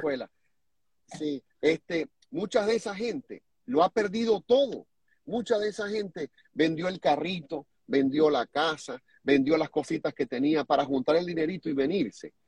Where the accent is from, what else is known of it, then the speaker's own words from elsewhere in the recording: Venezuela; moved away as an adult; now in United States; también somos venezolanos